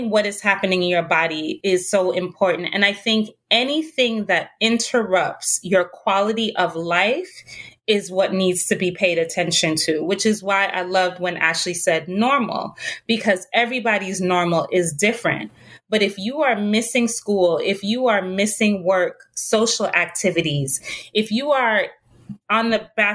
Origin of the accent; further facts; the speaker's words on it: Jamaica; I'm originally from Jamaica